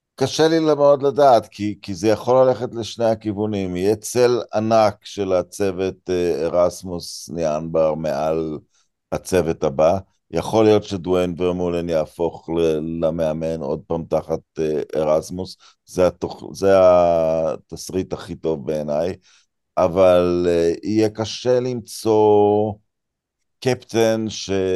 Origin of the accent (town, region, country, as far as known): Israel